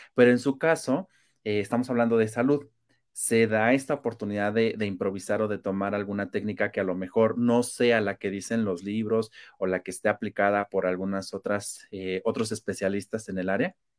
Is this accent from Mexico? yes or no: yes; Mexico; somos demasiados mexicanos